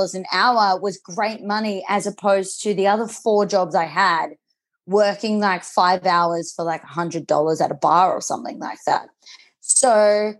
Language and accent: English; Newcastle, New South Wales, Australia; also born or lived in Sydney / Mexico; I grew up in Newcastle.